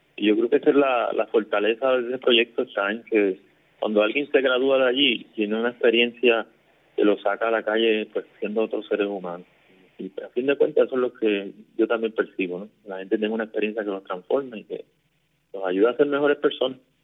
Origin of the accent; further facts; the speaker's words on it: Caguas, Puerto Rico; also born or lived in Fajardo; yo me crié aquí en el barrio Cañajoncito, en Cagua este, nací en Fajardo, pero me criaba aquí toda mi vida acá, prácticamente.